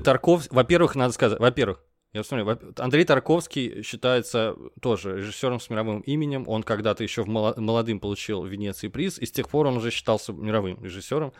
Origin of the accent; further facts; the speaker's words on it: Russia; Мы говорим, из России